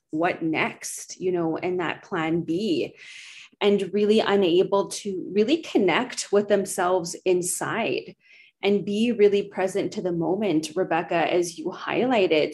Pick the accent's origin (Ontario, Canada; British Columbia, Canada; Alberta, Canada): Alberta, Canada; Edmonton; moved away as an adult; now in Brandon, Canada; I'm originally from Treaty 6 in Edmonton, Alberta, moved recently to Brandon in Treaty 2 territory